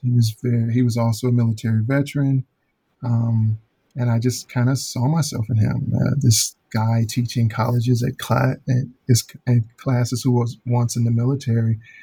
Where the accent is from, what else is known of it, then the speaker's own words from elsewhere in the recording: Chicago, Illinois, United States; moved away as an adult; also born or lived in Alabama / Florida; born and raised in Chicago, grew up there in the public school setting